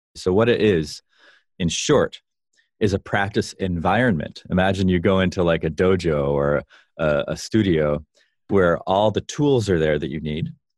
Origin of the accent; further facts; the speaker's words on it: Vero Beach, Florida, United States; also born or lived in Chicago; now in California, United States; I grew up in Vero Beach